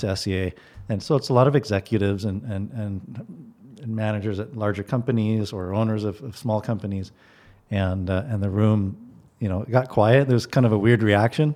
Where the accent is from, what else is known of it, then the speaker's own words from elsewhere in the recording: Guatemala; now in Bellingham, United States; I grew up in Guatemala